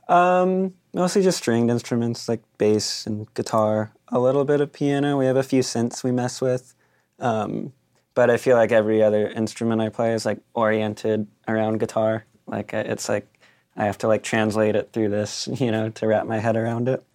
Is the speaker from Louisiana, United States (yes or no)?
no; Claremont, California, United States; I grew up in Claremont